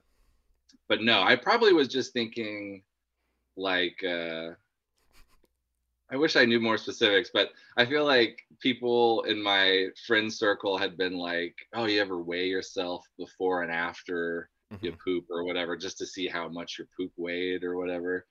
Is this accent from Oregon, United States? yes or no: yes; Central Oregon, United States; My hometown is like 30,000, but when I moved there, it was like 15,000